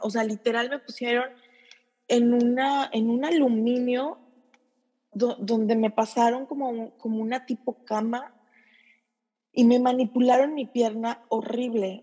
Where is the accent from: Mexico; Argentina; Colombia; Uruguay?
Mexico; moved away as an adult; now in Japan; soy mexicana